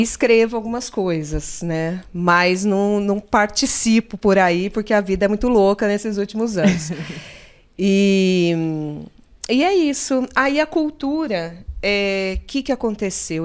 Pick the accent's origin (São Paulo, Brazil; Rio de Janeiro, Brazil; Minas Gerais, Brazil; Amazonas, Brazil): São Paulo, Brazil; Limeira; also born or lived in Osasco; com 12 dias de vida eu fui para Limeira. Né? Eu sou crescida no interior de São Paulo.